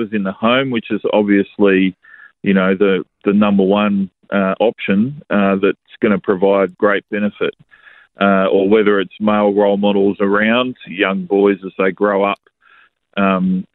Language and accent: English; Australia; growing up as young men in Australia